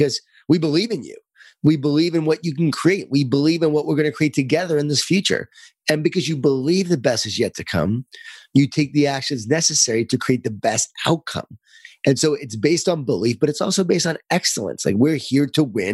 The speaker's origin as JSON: {"language": "English", "area": "Lisle", "region": "New York", "country": "United States", "tie": "born or raised there", "said": "I grew up in Lyle, New York, in a Jewish Italian family"}